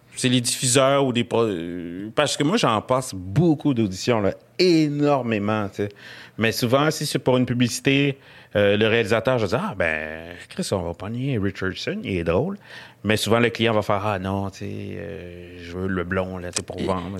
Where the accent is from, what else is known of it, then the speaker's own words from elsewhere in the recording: Quebec, Canada; accent: Québécois; j'ai un accent québécois